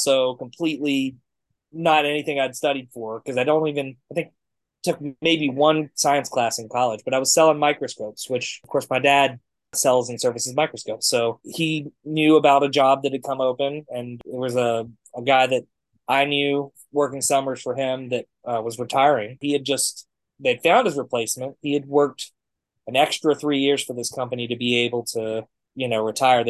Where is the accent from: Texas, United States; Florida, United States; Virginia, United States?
Virginia, United States; Abingdon; I was getting to do it in my hometown, which was really neat. I was doing commentary for Abingdon High School